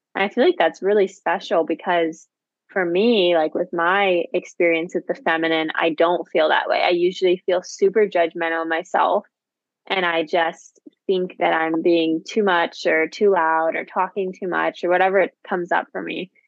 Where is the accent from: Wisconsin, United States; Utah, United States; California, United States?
California, United States; Santa Barbara; moved away; I was born in Santa Barbara